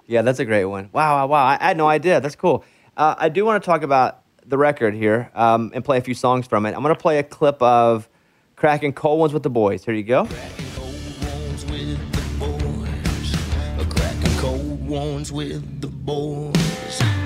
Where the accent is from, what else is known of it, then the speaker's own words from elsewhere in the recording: Arkansas, United States; I grew up in Arkansas